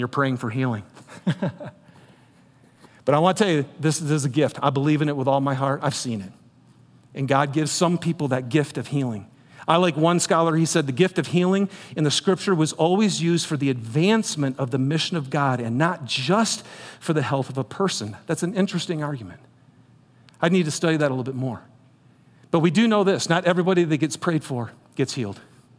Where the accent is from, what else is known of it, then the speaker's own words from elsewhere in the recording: Michigan, United States; I'm from Michigan.